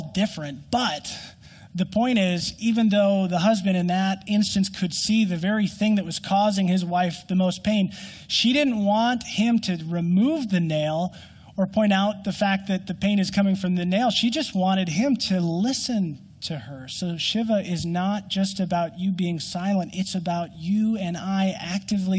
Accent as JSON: {"language": "English", "region": "Minnesota", "country": "United States", "said": "I'm a Minnesotan and our winter lasts so long"}